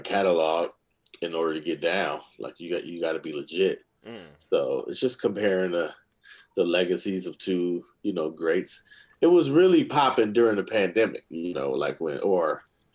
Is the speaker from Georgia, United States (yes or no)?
no; Oakland, California, United States; also born or lived in Atlanta; I'm from Oakland, California